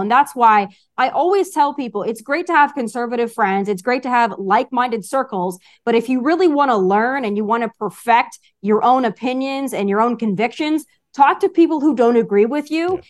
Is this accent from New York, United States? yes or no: no; Rapid City, South Dakota, United States; moved away as an adult; also born or lived in Las Vegas, Nevada; I grew up in Rapid City, South Dakota